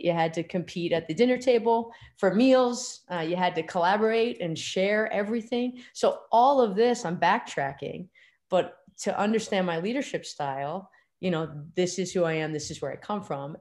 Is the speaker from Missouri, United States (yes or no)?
no; Pelham, New York, United States; I grew up in Pelham, New York, which is just outside of Manhattan